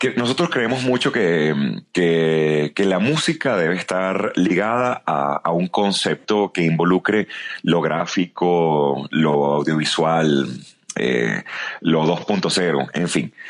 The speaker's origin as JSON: {"language": "Spanish", "country": "Venezuela", "moved": "as an adult", "lives_now": "Mexico City, Mexico", "said": "cuando escuchan mi acento me preguntan, y, y, de dónde nos visita, cosa que ya es una manera muy bonita de, preguntar de, dónde soy, ¿no? Y cuando les digo de Venezuela"}